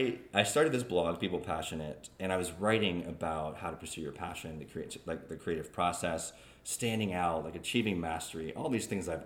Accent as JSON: {"language": "English", "town": "Jacksonville", "region": "North Carolina", "country": "United States", "tie": "born or raised there", "also_born_or_lived": "California, United States / Okinawa, Japan", "said": "So I was born in California, lived there for 2 years, moved to Japan, Okinawa, Japan. Lived there for 6 years and then moved to Jacksonville, North Carolina."}